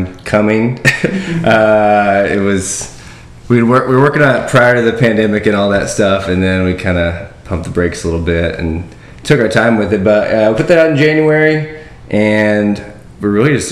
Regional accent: Longview, Texas, United States; moved away as an adult; also born or lived in Dallas-Fort Worth, Texas / Texarkana; now in Nashville, United States; I'm not from Texarkana, but I grew up in East Texas, and I ended up in Texarkana

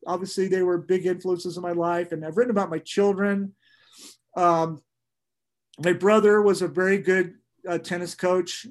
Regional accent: Santa Barbara, California, United States; being an old guy growing up in Santa Barbara

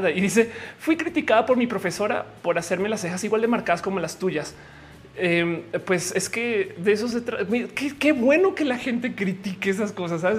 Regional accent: Bogotá, Colombia; also born or lived in Pereira; no soy, soy colombiana, pero soy de Bogotá y Pereira. Estoy hablando de Pereira en Colombia.

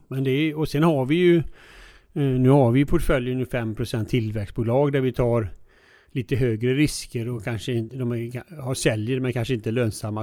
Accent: Alingsås, Västra Götaland, Sweden; also born or lived in United States; jag är ju född i Alingsås, eh, son till en bilhandlare då

